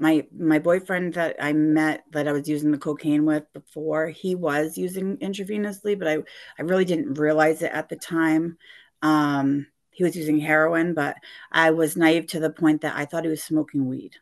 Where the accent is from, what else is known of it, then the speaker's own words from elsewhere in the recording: Gardner, Massachusetts, United States; I grew up in Gardner, Mass, a small little town west of Worcester